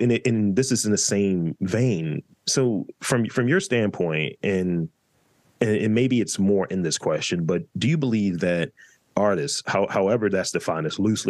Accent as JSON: {"language": "English", "town": "New York City", "region": "New York", "country": "United States", "said": "as a New Yorker"}